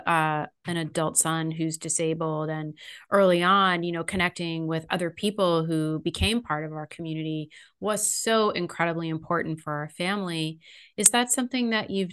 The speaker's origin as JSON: {"language": "English", "region": "California", "country": "United States", "tie": "born or raised there", "said": "I grew up in California too."}